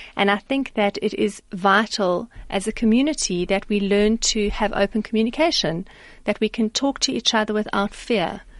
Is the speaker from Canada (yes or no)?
no; South Africa; as a South African